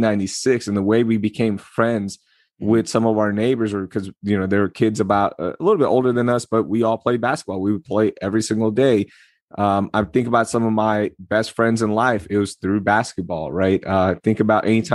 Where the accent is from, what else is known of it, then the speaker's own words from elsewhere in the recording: Houston, Texas, United States; also born or lived in Karachi, Pakistan; We come to Houston